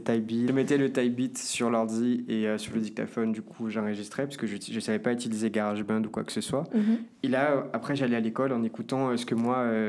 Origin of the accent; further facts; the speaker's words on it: Brazil; now in Paris, France; de là d'où je viens, du Brésil